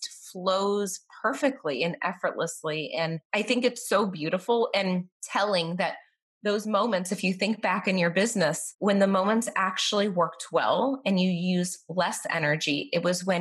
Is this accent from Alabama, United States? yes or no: no; Boston, Massachusetts, United States; moved away as an adult; now in Tampa, United States; I'm from Boston